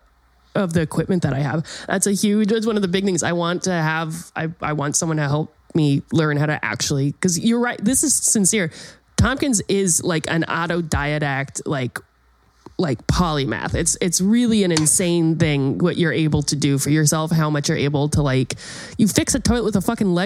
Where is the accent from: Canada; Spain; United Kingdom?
United Kingdom; And so I am a Brit